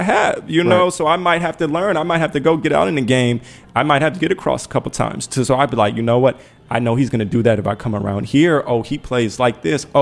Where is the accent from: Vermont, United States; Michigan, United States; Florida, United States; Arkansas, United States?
Michigan, United States; Detroit; I'm from Detroit